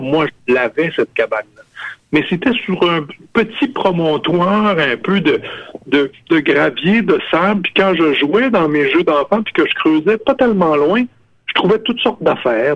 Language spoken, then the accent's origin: French; Cookshire, Quebec, Canada; au village, chez moi, à Cookshire, dans les cantons de l'Est, le photographe du village, il était dans la maison qu'on habitait.